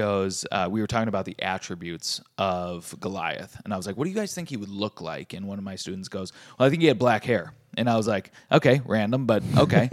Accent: Minnesota, United States; moved away; growing up in Minnesota

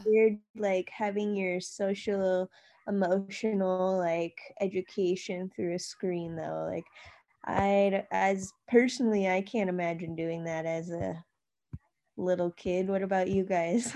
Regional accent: Rocky Boy, Montana, United States; also born or lived in Santa Cruz, California / Box Elder, Montana; I grew up in Rocky Boy and, like, I learned a lot about Native Americans

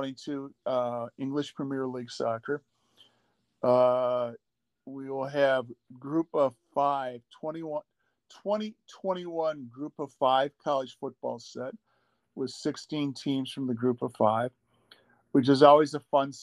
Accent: Midwest, United States; I'm from the Midwest

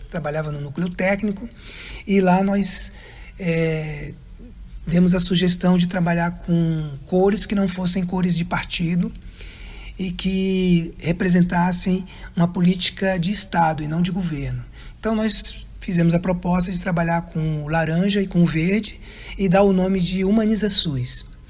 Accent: Brasília, Federal District, Brazil; moved away as an adult; now in Florianópolis, Brazil; eu sou natural de Brasília, nasci em Brasília em 1965

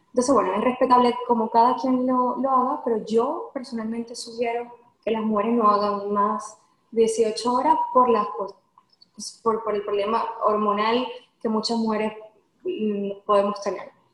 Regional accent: Venezuela; moved away as an adult; now in Houston, United States; yo soy de Venezuela, vivo en Houston hace aproximadamente dos años, pero salí del país hace cinco años.

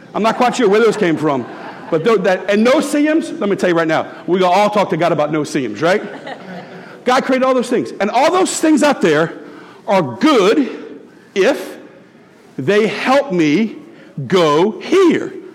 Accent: Tiger Stadium, Louisiana, United States; I grew up in Tiger Stadium

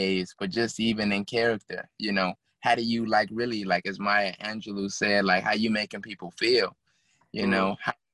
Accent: Chicago, Illinois, United States; also born or lived in Minnesota; I'm from Chicago

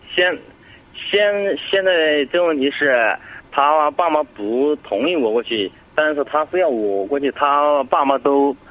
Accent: Sichuan, China; moved away; 我是四川的

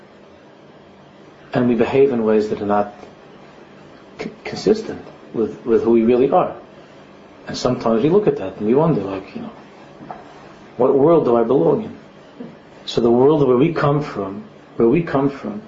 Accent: New York City, New York, United States; I'm from Queens

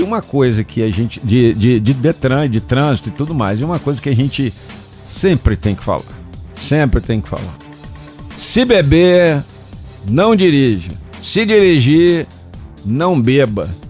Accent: Rio de Janeiro, Brazil; now in Brasília, Brazil; O Rio de Janeiro, cidade onde eu nasci

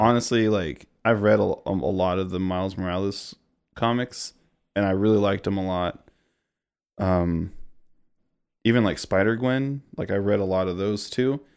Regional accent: Missouri, United States; born and raised in Missouri, grew up here, lived here almost, actually, my entire life.

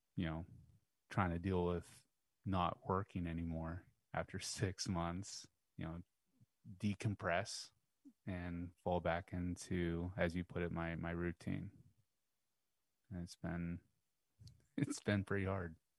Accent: United States; I'm, I'm from by God America

